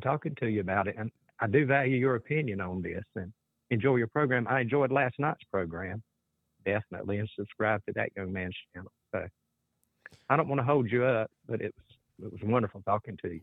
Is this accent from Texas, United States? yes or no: no; South Carolina, United States; I'm from South Carolina